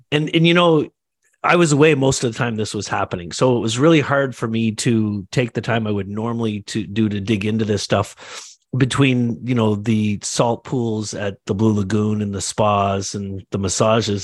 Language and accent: English; Canada; also born or lived in Toronto; I'm Canadian, I live in Toronto